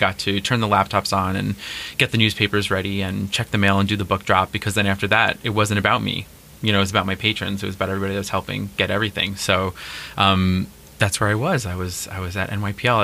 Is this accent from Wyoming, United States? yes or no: no; New York City, New York, United States; moved away as an adult; now in Long Island, United States; I'm originally from Queens. Yeah, I grew up in Queens. I lived there until I was about 23, 24